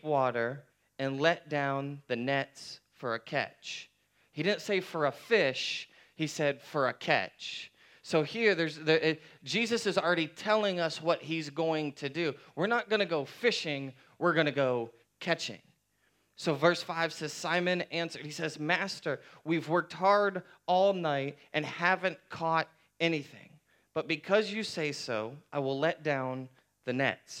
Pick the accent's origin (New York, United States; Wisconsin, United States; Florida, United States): Florida, United States; growing up in Florida